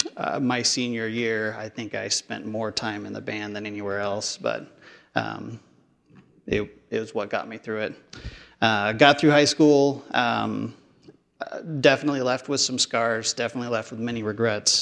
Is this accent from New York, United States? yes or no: no; Portland, Oregon, United States; I grew up in North Portland until middle school. Then middle school, we moved out here to Southeast Portland area.